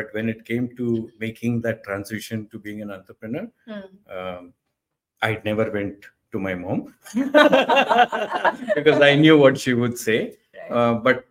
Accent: South India, India; we come from the South Indian family

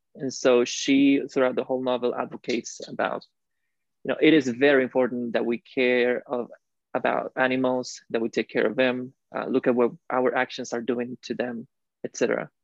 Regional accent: Costa Rica; moved away as an adult; also born or lived in Illinois / Helsinki; I'm from Costa Rica, uh, born and raised in there

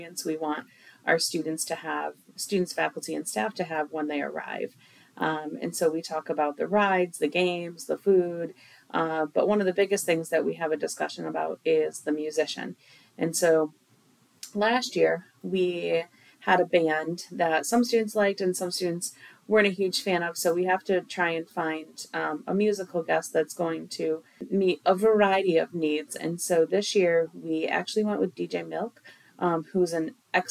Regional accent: Jamestown, New York, United States; I'm originally from Jamestown, New York, which is about an hour south of here on Chautauqua Lake

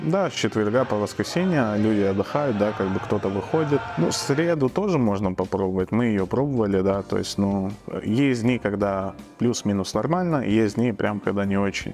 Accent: Dushanbe, Tajikistan; moved away as an adult; now in Riga, Latvia; Я родом из Таджикистана, город Душамбе

